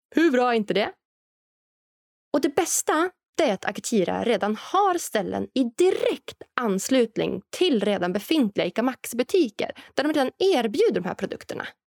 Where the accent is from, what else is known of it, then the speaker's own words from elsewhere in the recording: Norrland, Sweden; framtidslandet Norrland där jag kommer ifrån